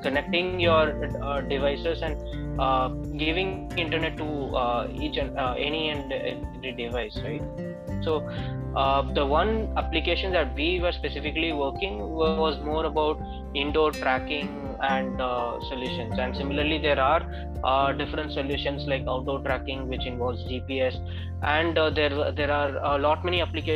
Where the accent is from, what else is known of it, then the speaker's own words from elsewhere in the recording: Chennai, Tamil Nadu, India; I'm from Chennai.